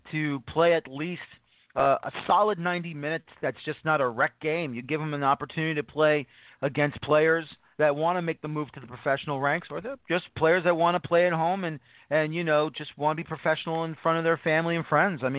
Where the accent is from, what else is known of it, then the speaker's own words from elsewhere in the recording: Louisville, Kentucky, United States; Not because I'm from Louisville.